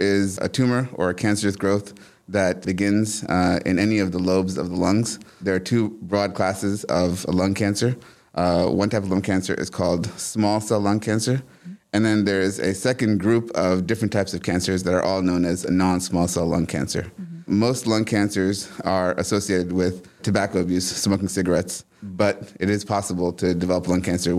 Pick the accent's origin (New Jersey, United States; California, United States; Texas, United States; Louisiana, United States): New Jersey, United States; Hoboken; now in Tifton, United States; So I'm from New Jersey. Uh-huh. I was born in a small town in New Jersey called Hoboken, which is also known for being the birthplace of Frank Sinatra.